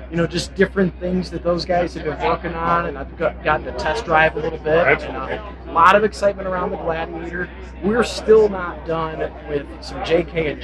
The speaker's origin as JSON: {"language": "English", "region": "Michigan", "country": "United States", "said": "We're from Michigan"}